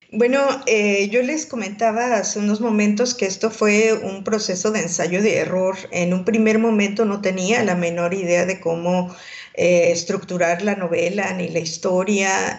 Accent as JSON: {"language": "Spanish", "country": "Mexico", "also_born_or_lived": "Mozambique"}